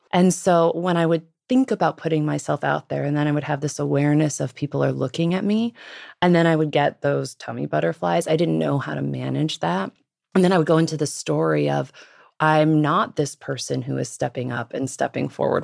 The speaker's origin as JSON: {"language": "English", "area": "Los Angeles, Pacific Northwest, outside of Seattle", "region": "Washington", "country": "United States", "tie": "born or raised there", "said": "Los Angeles, and then the Pacific Northwest once my parents divorced"}